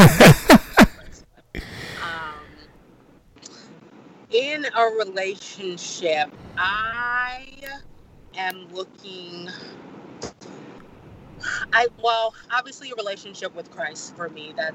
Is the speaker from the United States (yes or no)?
no; Nigeria; that is who I am, being Nigerian